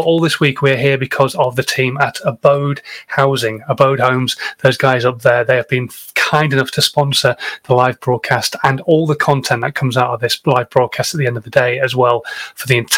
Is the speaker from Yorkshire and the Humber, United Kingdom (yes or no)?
yes; Yorkshire and the Humber, United Kingdom; I am a Yorkshireman